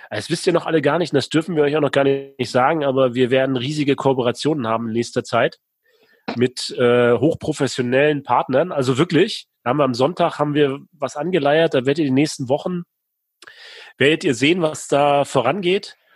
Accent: Rostock, Mecklenburg-Vorpommern, Germany; Ich komme aus Rostock, Warnemünde, der beste Strand Deutschlands.

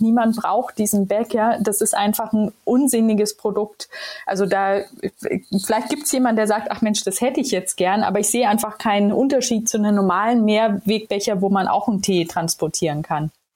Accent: Ansbach, Bavaria, Germany; also born or lived in Israel; now in Hamburg, Germany; ich komme ja aus Ansbach im wunderschönen Mittelfranken.

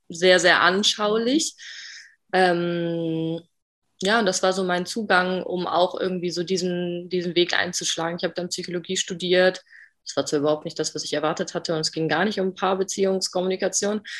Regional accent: Bremen, Germany; ich bin 27 Jahre alt noch. Mm, ich komme aus Bremi, aus Bremen im Norden von Deutschland.

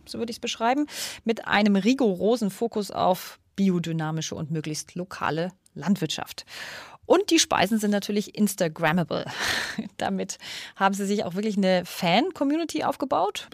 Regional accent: Munich, Bavaria, Germany; in München-Schwabing, da wo ich aufgewachsen bin

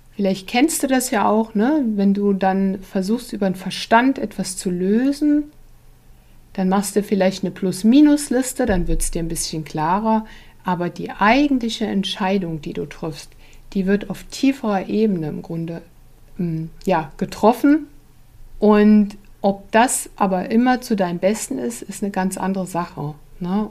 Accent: Germany; als Deutsche

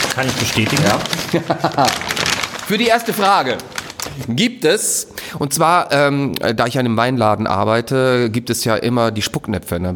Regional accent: Styria, Austria; moved away; da wo ich herkomme, aus der Steiermark

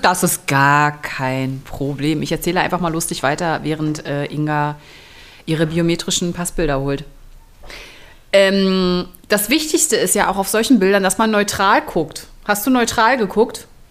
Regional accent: Berlin, Germany; moved away; Ich komme ja aus Berlin.

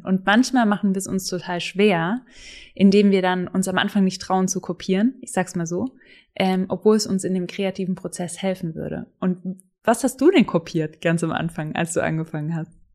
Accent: Swabia, Baden-Württemberg, Germany; kommen wir beide aus dem Schwabenländle

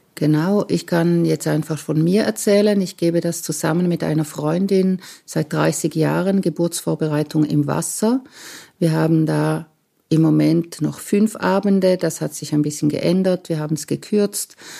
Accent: Romanshorn, Thurgau, Switzerland; Ich bin am Bodensee aufgewachsen in Romanshorn

